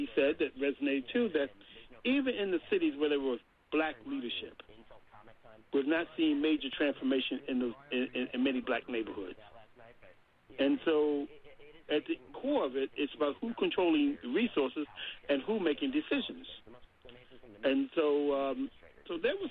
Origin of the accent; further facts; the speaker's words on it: Baltimore, Maryland, United States; a young kid growing up in Baltimore